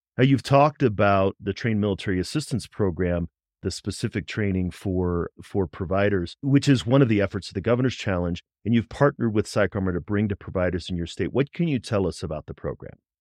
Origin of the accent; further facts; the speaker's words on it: St. Louis, Missouri, United States; I'm from Missouri, but probably not the Missouri you're thinking of. I grew up in Saint Louis